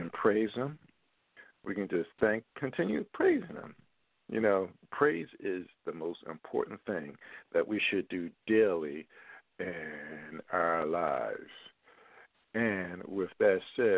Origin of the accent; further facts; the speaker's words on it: Philadelphia, Pennsylvania, United States; my hometown buddy from Philadelphia